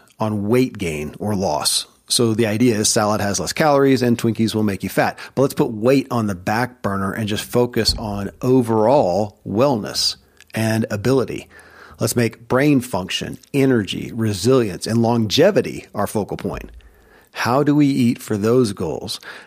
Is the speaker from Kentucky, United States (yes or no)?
yes; Kentucky, United States; born or raised there